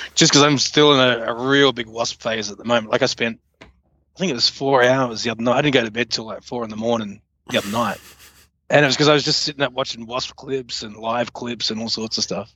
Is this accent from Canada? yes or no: no; Australia; moved away; formerly from Australia